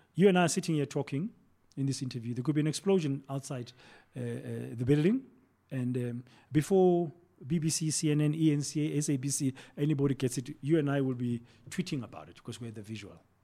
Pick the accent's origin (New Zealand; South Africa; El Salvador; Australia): South Africa; moved away as an adult; also born or lived in Mozambique; we are a South African businessman